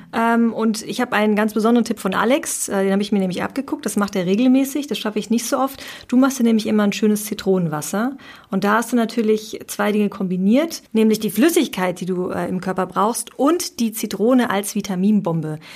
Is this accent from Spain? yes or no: yes; Spain; als Spanierin